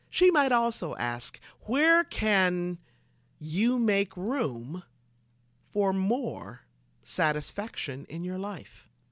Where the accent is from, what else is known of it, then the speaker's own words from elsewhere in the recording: Michigan, United States; moved away as an adult; also born or lived in California; I moved from Michigan to California